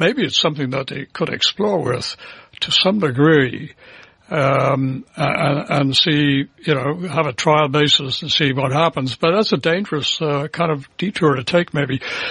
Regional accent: Canada; It's us as Canadian citizens

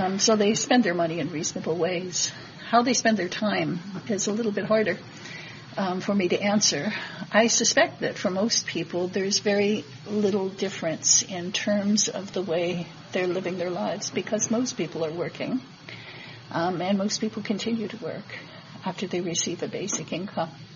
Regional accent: Manitoba, Canada; My province, I'm from Manitoba

